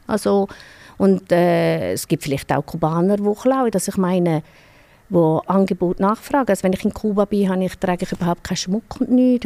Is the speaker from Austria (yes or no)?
no; Switzerland; bei uns in der Schweiz